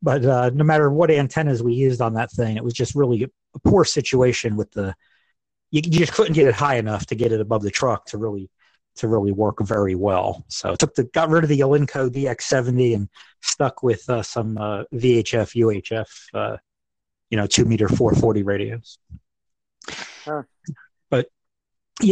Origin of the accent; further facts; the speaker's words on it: New Jersey, United States; moved away as an adult; now in Evansville, United States; I live in Evansville, Indiana. I've lived here for about 10 years now, but I'm originally from New Jersey